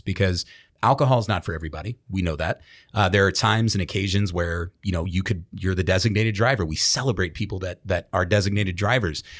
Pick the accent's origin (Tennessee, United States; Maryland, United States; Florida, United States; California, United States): Maryland, United States; Baltimore; in Baltimore, my hometown